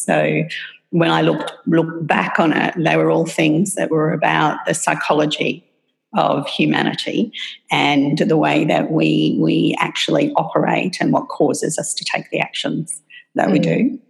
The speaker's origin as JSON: {"language": "English", "country": "Papua New Guinea", "tie": "born or raised there", "also_born_or_lived": "Australia", "accent": "Australian", "moved": "yes", "said": "So I think everybody can tell by my accent that I'm Australian. And I was born in Australia, but raised in Papua New Guinea. My parents took the decision when we were very, my brother, sister and I were very, very young to move there for my father's work."}